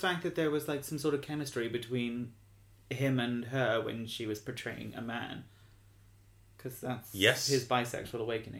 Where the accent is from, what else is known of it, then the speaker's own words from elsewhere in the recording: Bahrain; I didn't have a cinema. I grew up in Bahrain. It was a little desert island, so there was no cinema.